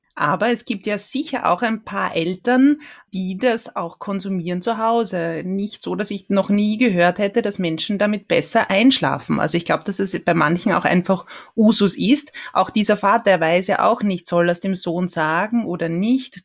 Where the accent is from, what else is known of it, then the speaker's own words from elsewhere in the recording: Austria; bei uns in Österreich